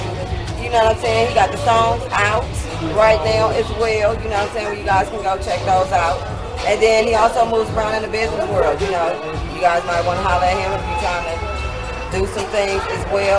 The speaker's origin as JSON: {"language": "English", "town": "Oakland", "region": "California", "country": "United States", "tie": "born or raised there", "moved": "yes", "said": "I'm from Cali, so I guess we can be out here together from Cali, Oakland, all day long. Bam, born and raised"}